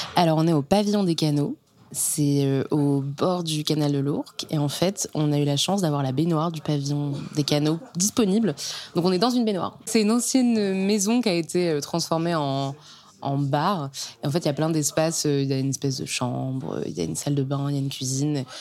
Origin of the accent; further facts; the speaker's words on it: Caen, Normandy, France; moved away as an adult; also born or lived in Rennes; now in Paris, France; je viens de Normandie, d'une famille super. J'ai grandi à Caen